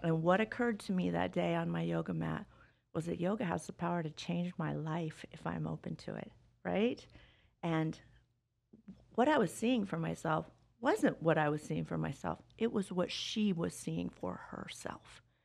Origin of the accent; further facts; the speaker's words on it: Las Vegas, Nevada, United States; I grew up here in Vegas